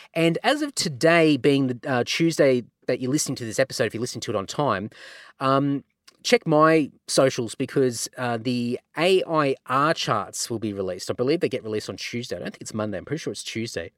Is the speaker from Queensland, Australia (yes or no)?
yes; Redcliffe, Queensland, Australia; my hometown of Redcliffe in Queensland